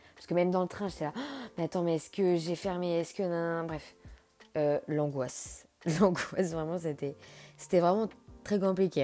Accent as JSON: {"language": "French", "town": "Nantes", "region": "Pays de la Loire", "country": "France", "tie": "born or raised there", "lives_now": "Angers, France", "said": "j'ai grandi à Nantes"}